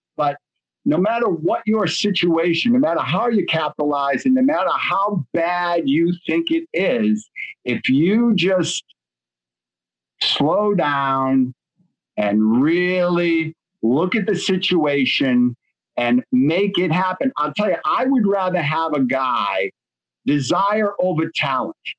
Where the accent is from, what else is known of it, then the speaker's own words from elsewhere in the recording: Boston, Massachusetts, United States; I'm from Boston